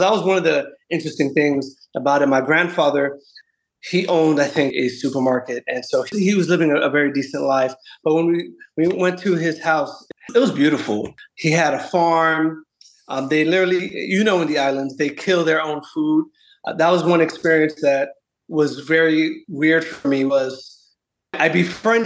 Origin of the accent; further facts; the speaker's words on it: New Mexico, United States; I was born in New Mexico, and my parents came here back in the 60s.